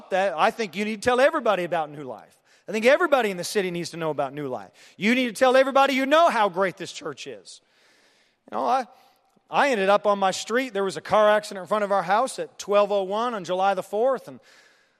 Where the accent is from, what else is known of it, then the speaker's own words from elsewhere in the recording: Canada; also born or lived in Europe; now in Terre Haute, United States; I'm from Canada, and then I lived in Europe, and I moved to Terre Haute